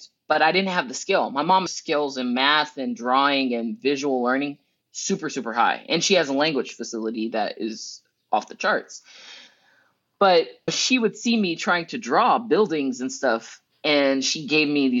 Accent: United States; also born or lived in Preston, England; as an American

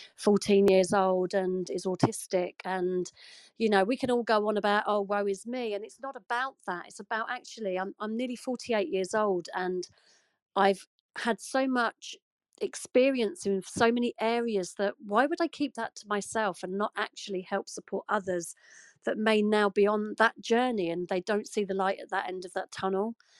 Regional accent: United Kingdom; you can probably tell from my accent, I'm from the UK

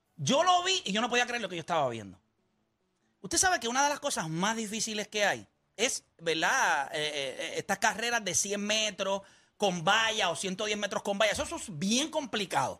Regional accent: Puerto Rico; somos puertorriqueños

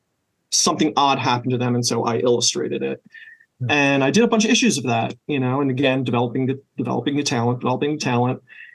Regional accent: Philadelphia, Pennsylvania, United States; moved away as an adult; also born or lived in Boston; now in Denver, United States; I grew up in Philadelphia, PA.

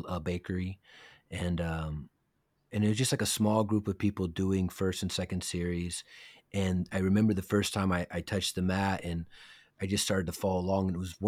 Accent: San Francisco, California, United States; born there; Yes, I was born in San Francisco.

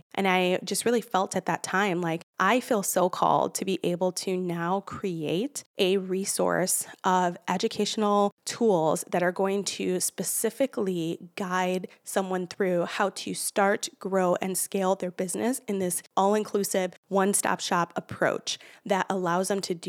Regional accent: Chicago, Illinois, United States; born there; from the motherland where I'm from Puerto Rico, born in Chicago, but I'm Puerto Rican.

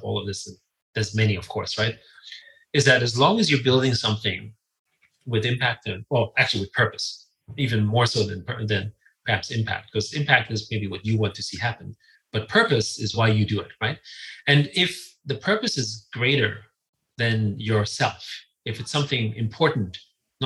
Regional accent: Vienna, Austria; I grew up in Vienna.

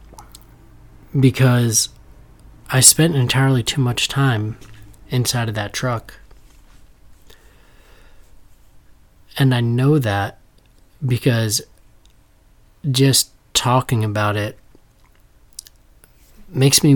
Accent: Danbury, Connecticut, United States; I grew up in Danbury, Connecticut

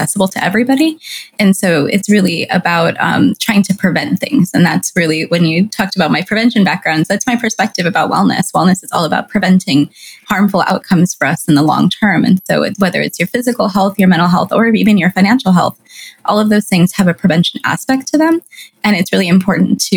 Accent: California, United States; I'm Latina and I'm of Mexican descent and I grew up in California

